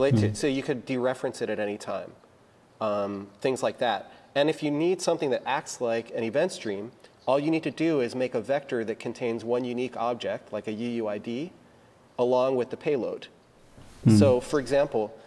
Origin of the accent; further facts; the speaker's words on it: United States; I'm American.